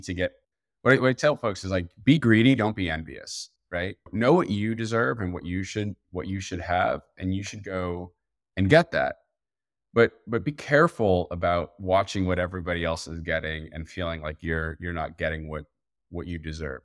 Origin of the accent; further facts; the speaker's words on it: New Jersey, United States; I'm from Jersey